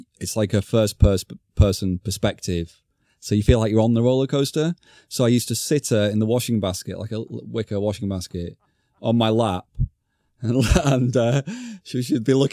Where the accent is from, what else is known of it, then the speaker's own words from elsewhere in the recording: Blackpool, North West England, United Kingdom; moved away; I'm going to Blackpool. for the weekend, and taking my daughter to see the delights of my hometown for the first time